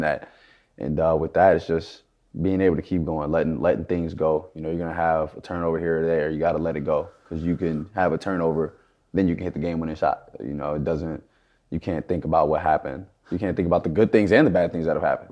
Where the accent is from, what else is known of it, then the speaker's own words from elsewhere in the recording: Houston, Texas, United States; moved away; I grew up in Houston